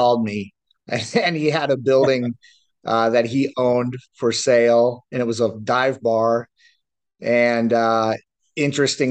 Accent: Flathead Valley, Montana, United States; moved away as an adult; I'm from the Flathead Valley. I grew up here

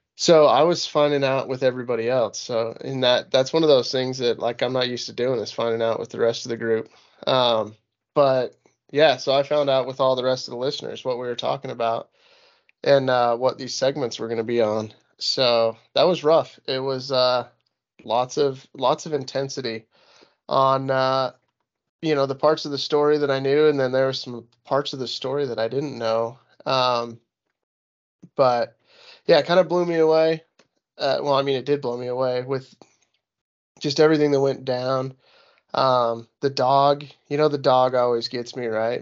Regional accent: Utah, United States; moved away as an adult; I'm born and raised in Utah. I've been here for way too long

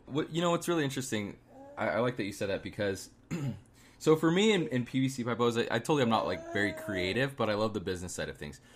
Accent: Arizona, United States; I'm from Arizona.

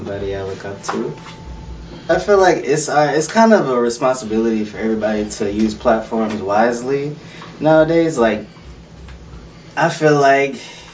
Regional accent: Houston, Texas, United States; I was born in Houston, but I'm a full-fledged country boy.

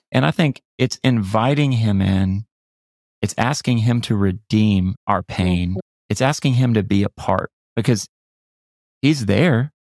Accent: Florida, United States; I grew up in Florida

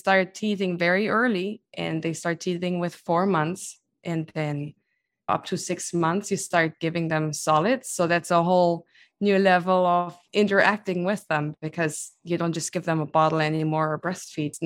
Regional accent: Germany; moved away as an adult; now in United States; I am originally from Germany, so born and grown up there

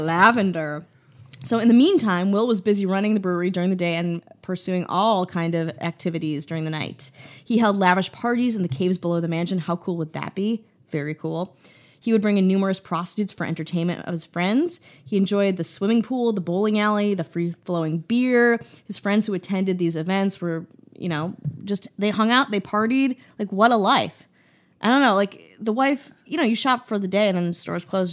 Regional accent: Wisconsin, United States; moved away; I'm from Wisconsin, and I don't often go back when it's super cold

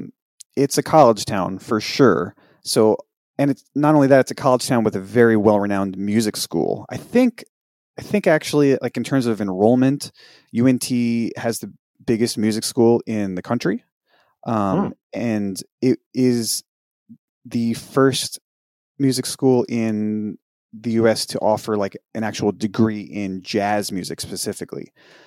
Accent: New York, United States; moved away; also born or lived in Denton, Texas; as a New Yorker.

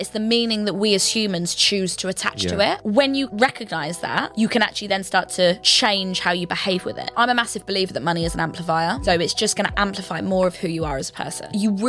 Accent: Stevenage, East of England, United Kingdom; moved away as an adult; Grew up in Stevenage, yeah.

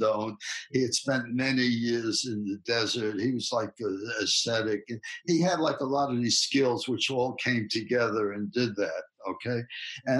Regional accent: New York City, New York, United States; accent: Bronx; moved away as an adult; now in California, United States; my Bronx accent

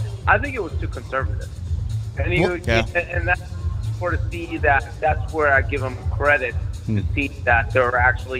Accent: Virginia, United States; Yeah, man, I'm from Virginia.

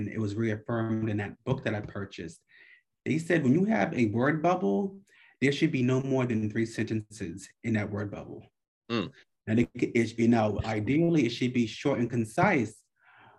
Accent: New York, United States; I'm from New York

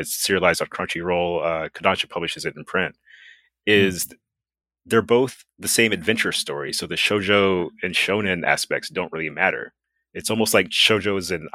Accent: United States; I'm from America

